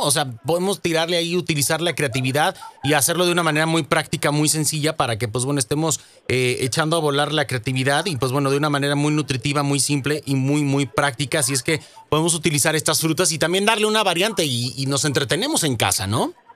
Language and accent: Spanish; Jalisco, Mexico; moved away; ya está en mi tierra, mi estimado chef. Ya llegó a Jalisco